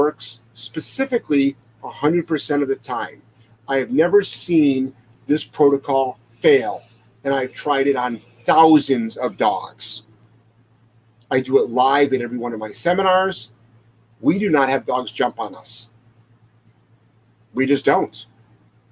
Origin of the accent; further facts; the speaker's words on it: Ohio, United States; moved away; I'm from Ohio